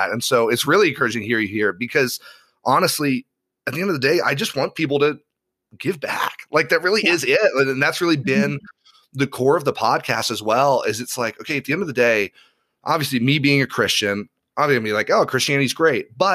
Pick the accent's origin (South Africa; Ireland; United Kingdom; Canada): Ireland; now in United States; so I grew up in Ireland. My parents were uh, were Protestant missionaries over there